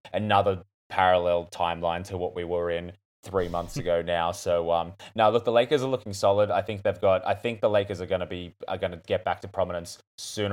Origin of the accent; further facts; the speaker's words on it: Newcastle, New South Wales, Australia; grew up in my hometown